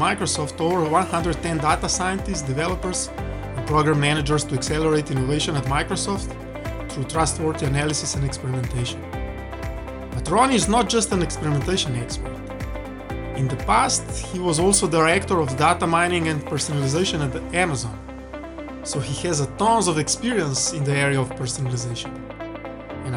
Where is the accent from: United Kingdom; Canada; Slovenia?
Slovenia; my home country, Slovenia